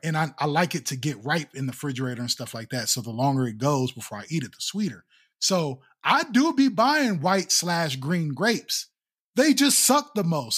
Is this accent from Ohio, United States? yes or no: yes; Ohio, United States; I'm from Ohio